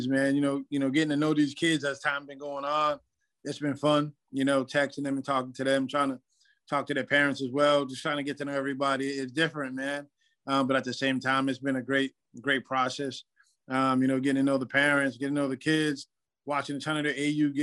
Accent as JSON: {"language": "English", "town": "Lynn", "region": "Massachusetts", "country": "United States", "tie": "born or raised there", "said": "Growing up in New England and playing in New England prep school"}